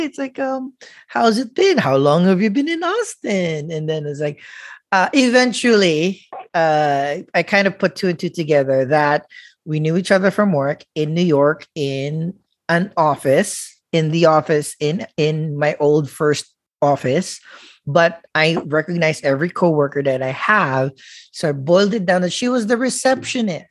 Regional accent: Philippines; I'm a Filipino

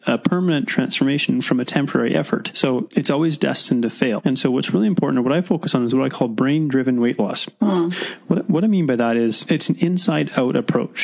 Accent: Mission, British Columbia, Canada; I was born in Mission

